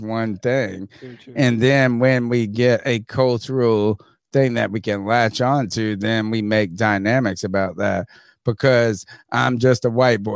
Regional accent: Winterville, North Carolina, United States; I'm fucking from Winterville, North Carolina. I'm American as it comes.

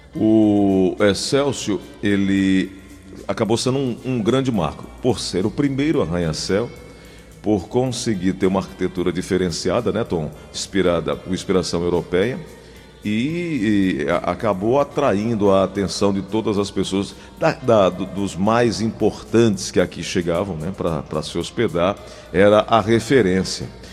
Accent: Cajazeiras, Paraíba, Brazil; onde eu nasci, Cajazeiras

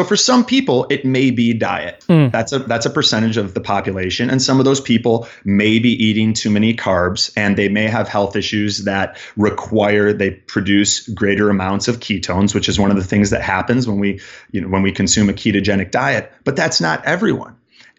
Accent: Chicago, Illinois, United States; I'm a man that was born and raised in Chicago in the Midwest.

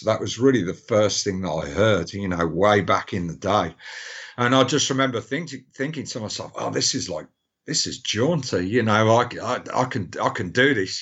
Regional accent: Birmingham, West Midlands, United Kingdom; I was born in Great Bar and Aston

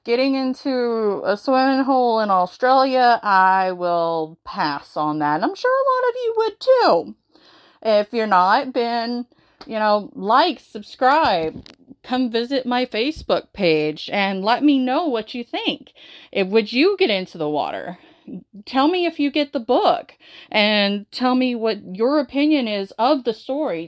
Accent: the South, United States; growing up in the South, in the United States

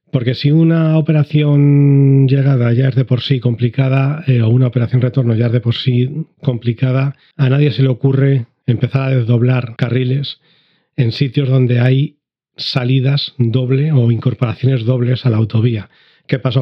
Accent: Madrid, Community of Madrid, Spain; moved away; also born or lived in Andalusia; soy de Madrid

